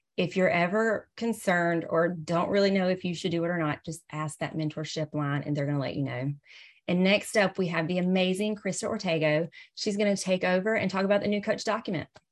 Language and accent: English; the South, United States; accent: Southern; I'm from the South, hence my Southern accent